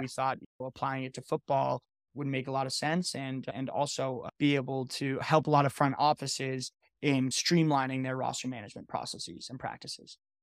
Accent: Connecticut, United States; I'm actually from Connecticut

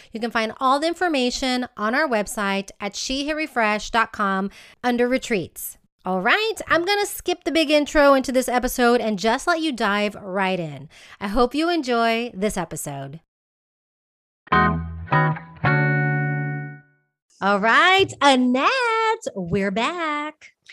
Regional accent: Texas, United States; moved away as an adult; now in Spain; I moved from my home state of Texas to Spain

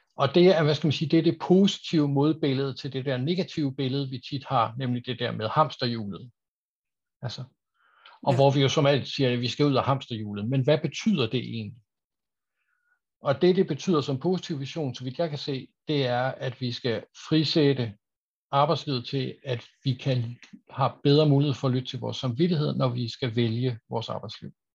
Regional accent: Aarhus, Central Denmark Region, Denmark; now in Copenhagen, Denmark; jeg er også en gammel Aarhus-dreng

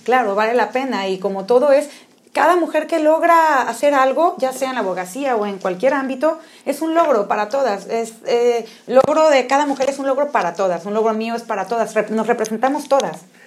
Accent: Mexico; somos mexicanos

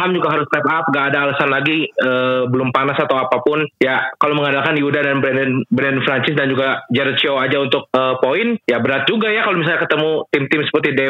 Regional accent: Bandung, West Java, Indonesia; sebagai orang Bandung ya pasti kita mengharapkan yang terbaik untuk Prawira

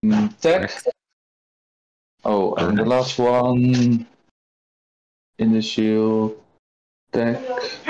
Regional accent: Netherlands; I'm from Holland.

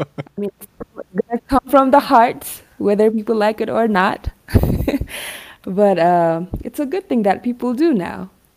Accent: Hawassa, Sidama, Ethiopia; now in Addis Ababa, Ethiopia; I grew up in Awasa, so Awasa is located 25 kilometers away from Shashamani.

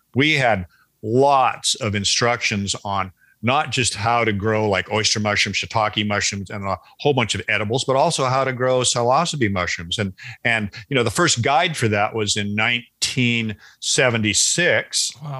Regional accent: Seattle, Washington, United States; I grew up in Seattle, which is a perfect climate for wild mushrooms

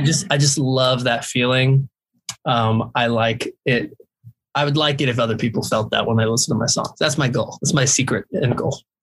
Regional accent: Jacksonville, Florida, United States; I'm from Jacksonville, Florida

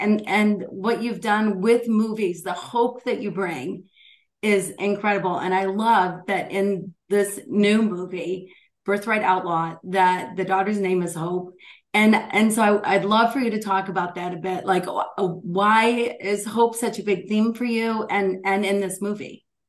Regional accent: Michigan, United States; Michigan, my home state

